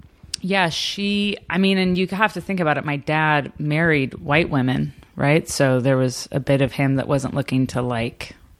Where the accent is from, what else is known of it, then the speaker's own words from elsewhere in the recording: San Diego, California, United States; So I live 10 minutes north of the Mexican border. Like you could see Mexico from different people's houses.